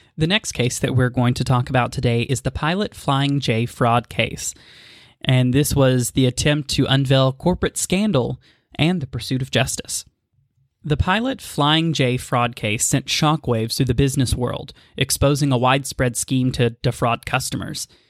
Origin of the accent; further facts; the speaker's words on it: Maryville, Tennessee, United States; the historic city of Maryville, Tennessee, my hometown.